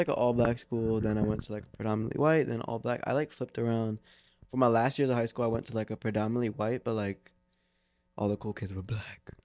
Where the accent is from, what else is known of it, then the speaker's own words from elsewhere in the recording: Philadelphia, Pennsylvania, United States; growing up in Philly